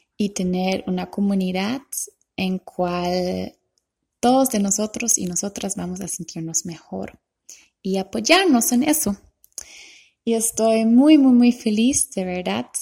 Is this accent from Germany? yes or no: yes; Germany; Spanish is a second language; moved away; also born or lived in Costa Rica; Yo soy alemana